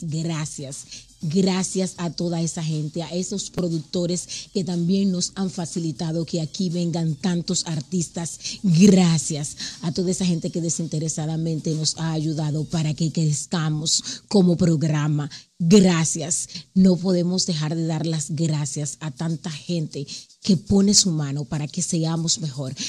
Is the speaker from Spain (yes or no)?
no; Dominican Republic; now in United States; mi país, República Dominicana